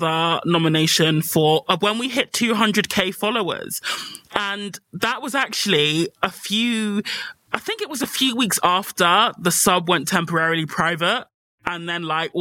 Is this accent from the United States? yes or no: no; United Kingdom; I'm a Brit